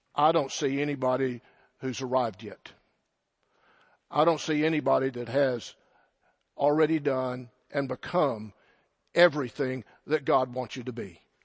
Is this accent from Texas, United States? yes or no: yes; Silverton, Texas, United States; I'm from the Texas Panhandle. That should explain a lot. From a little farm and ranch community by the name of Silverton